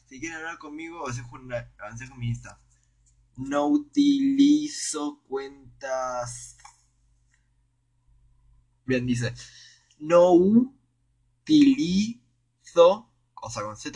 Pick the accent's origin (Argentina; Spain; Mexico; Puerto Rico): Spain; Soy español y vine intercambio. Cono o sea, fue intercambio a Chile.